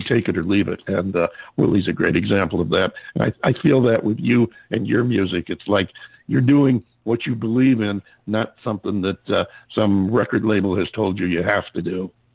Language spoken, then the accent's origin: English; upstate New York, United States; now in Phoenix, United States; I'm from upstate New York